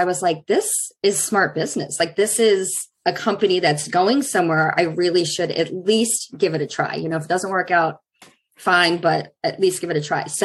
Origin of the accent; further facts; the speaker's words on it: Pennsylvania, United States; now in Plymouth, United States; I grew up in Pennsylvania